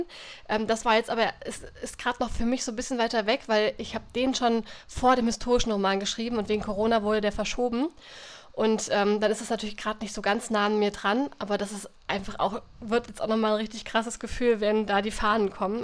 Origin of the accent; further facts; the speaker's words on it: Germany; durch mein Heimatdorf die Eder fließt